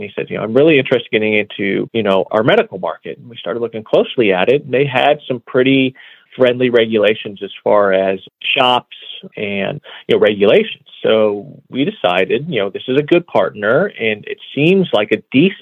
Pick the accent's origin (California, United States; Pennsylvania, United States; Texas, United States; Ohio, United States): Ohio, United States; moved away; also born or lived in Colorado; I'm from the Midwest, back in Ohio